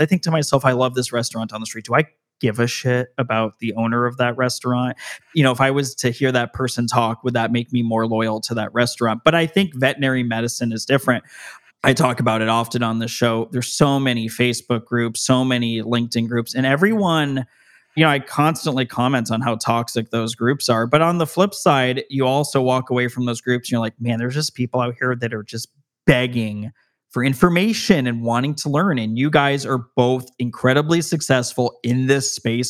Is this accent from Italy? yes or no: no; Las Vegas, Nevada, United States; I'm from Las Vegas, Nevada